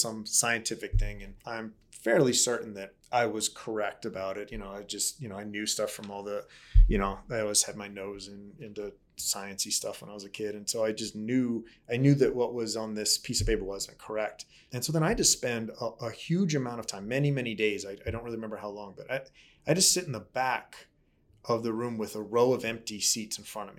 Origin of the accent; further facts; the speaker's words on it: Baltimore, Maryland, United States; I grew up in Baltimore